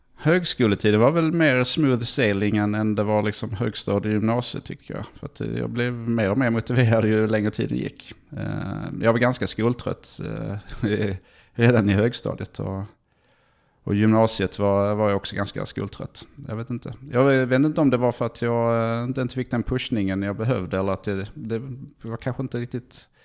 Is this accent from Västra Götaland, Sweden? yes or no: no; Malmö, Skåne, Sweden; moved away as an adult; also born or lived in England / Stockholm / China; now in Palo Alto, United States; sen så flyttade vi till Malmö när jag var tre. tre. Så det, att det, eh, vi är väl mest Malmöbo får man säga